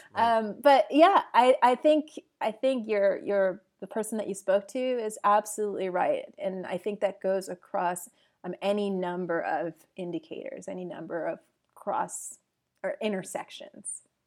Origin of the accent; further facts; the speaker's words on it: upstate New York, United States; moved away as an adult; also born or lived in Jamaica; now in Portugal; I was born in Jamaica originally and, uh, moved to the U S with my family when I was three years old to upstate New York